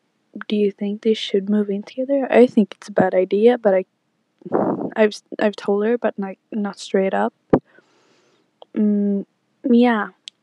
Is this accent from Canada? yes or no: no; Sweden; I'm from Sweden.